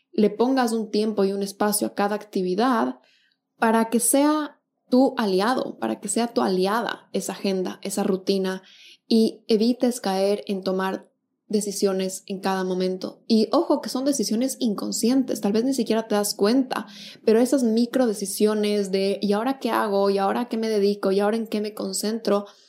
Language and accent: Spanish; Quito, Pichincha, Ecuador; now in Buenos Aires, Argentina; yo soy de Quito, Ecuador, y al momento vivo en Buenos Aires